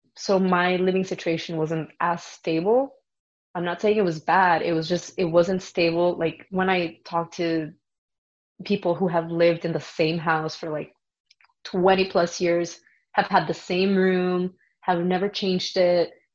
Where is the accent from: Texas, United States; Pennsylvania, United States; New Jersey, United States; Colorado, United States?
Texas, United States; El Paso; moved away as an adult; also born or lived in Vancouver; I was born in El Paso, Texas